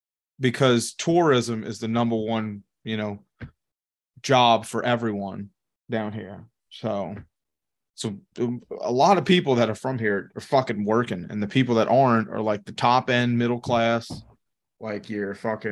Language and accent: English; St. Bernard Parish, Louisiana, United States; so I grew up in St. Bernard Parish.